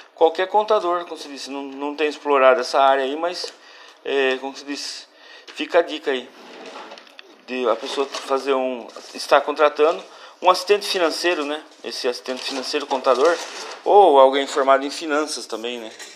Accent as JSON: {"language": "Portuguese", "country": "Brazil", "said": "a gente é brasileiro também"}